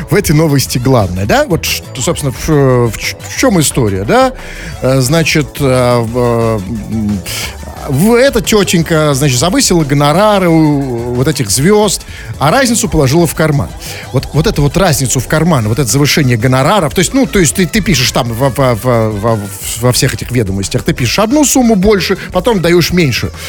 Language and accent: Russian; Belarus; мы тоже, мы абсолютно, белорусы, да, и да, э, граждане Беларуси и других стран